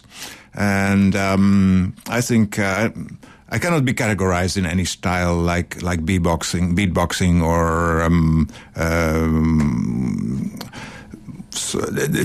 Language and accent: English; Netherlands; I'm from Holland.